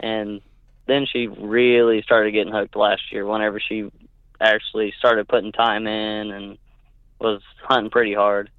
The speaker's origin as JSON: {"language": "English", "region": "Northwest Oklahoma", "country": "United States", "tie": "born or raised there", "said": "born and raised in Nor-, Oklahoma, Northwest Oklahoma."}